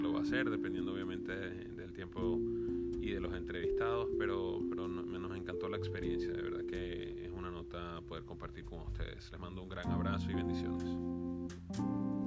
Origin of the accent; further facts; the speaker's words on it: Venezuela; moved away as an adult; now in Buenos Aires, Argentina; somos venezolanos